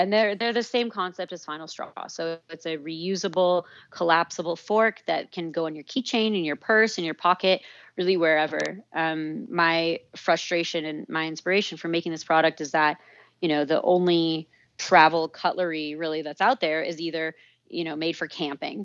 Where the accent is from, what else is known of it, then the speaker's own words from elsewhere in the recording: Santa Fe, New Mexico, United States; moved away as an adult; also born or lived in Santa Barbara; I grew up in Santa Fe, New Mexico